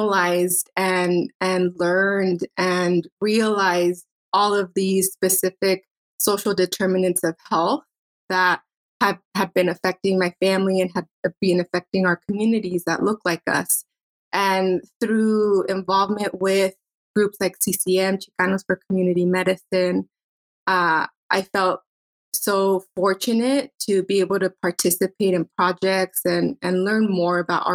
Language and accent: English; Los Angeles, California, United States; also born or lived in Diamond Bar, California; now in Chula Vista, United States; I was born in the San Fernando Valley in Los Angeles, California.